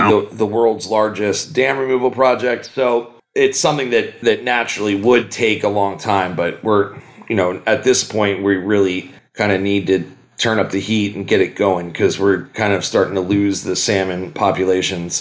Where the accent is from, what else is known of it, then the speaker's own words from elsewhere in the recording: United States; moved away as an adult; now in Humboldt County, United States; I grew up in Philadelphia, New York